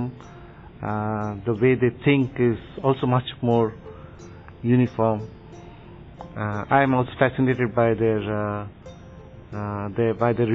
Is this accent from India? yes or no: yes; India; I'm from India